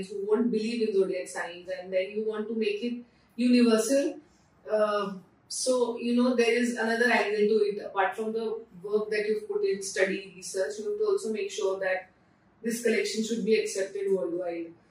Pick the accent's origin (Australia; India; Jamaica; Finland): India; Pune, Maharashtra; moved away as an adult; also born or lived in Mumbai; I am from Pune, so I always wanted to come back to Pune. I was in Mumbai for work and then I came back to Pune